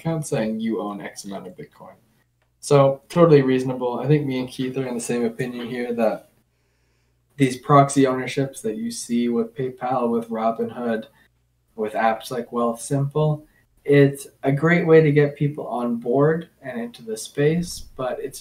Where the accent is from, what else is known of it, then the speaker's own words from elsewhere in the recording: Canada; I'm Canadian